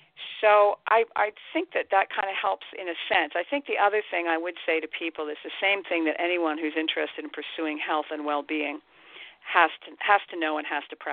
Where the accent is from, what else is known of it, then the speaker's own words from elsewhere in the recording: Ireland; every now and again, I'm Irish, I'm a writer, every now and again I drink way too much.